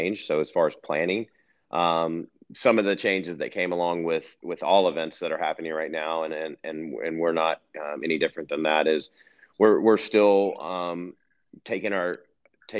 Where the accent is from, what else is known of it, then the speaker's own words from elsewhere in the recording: North Carolina, United States; moved away as an adult; now in Colorado, United States; born and raised in North Carolina